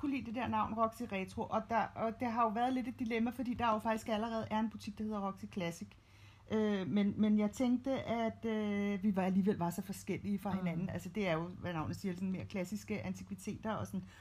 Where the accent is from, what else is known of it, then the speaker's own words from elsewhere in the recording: Copenhagen, Capital Region of Denmark, Denmark; jeg er født og opvokset i København, og det er ligesom der, jeg trives bedst